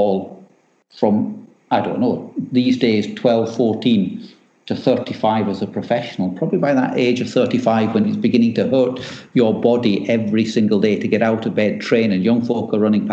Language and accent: English; Scotland, United Kingdom; I'm Scottish